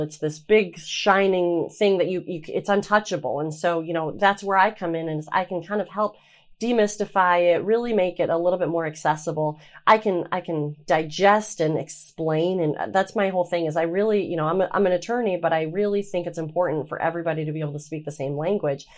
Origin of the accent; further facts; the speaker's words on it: Traverse City, Michigan, United States; I'm from Traverse City, um, and grew up on the water